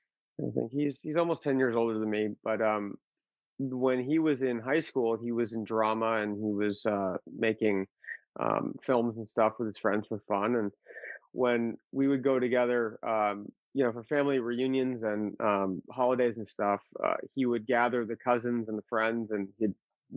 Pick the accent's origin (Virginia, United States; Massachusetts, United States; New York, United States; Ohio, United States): Massachusetts, United States; born there; also born or lived in Arizona; Actually, I was born in Massachusetts.